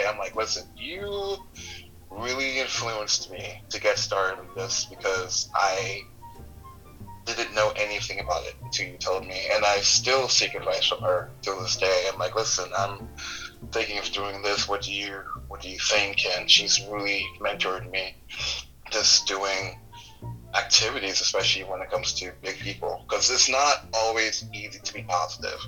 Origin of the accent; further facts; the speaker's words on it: New York, United States; I'm from New York